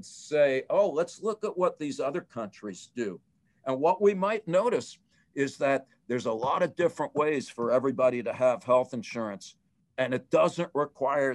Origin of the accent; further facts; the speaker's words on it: United States; being an American